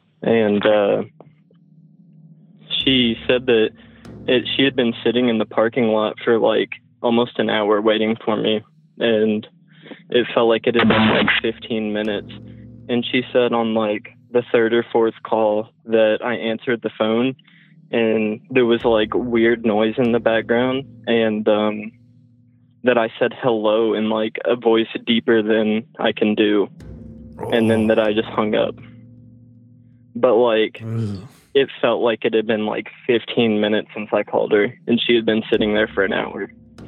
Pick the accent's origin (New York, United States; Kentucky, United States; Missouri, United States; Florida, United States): Kentucky, United States; Lexington; I'm from Lexington, Kentucky, and I'm 18.